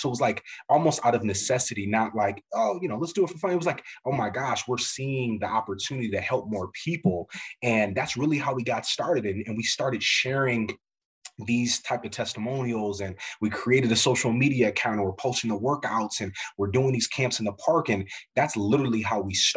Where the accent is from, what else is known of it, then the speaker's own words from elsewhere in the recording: Midwest, United States; growing up in the Midwest, but my family's from the South, Como, Mississippi, Memphis area